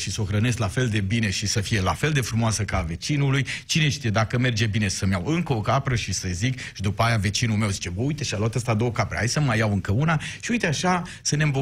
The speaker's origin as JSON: {"language": "Romanian", "town": "Miercurea Ciuc", "region": "Harghita County", "country": "Romania", "said": "sunt un român din Miercurea Ciuc care a învățat limba maghiară afară"}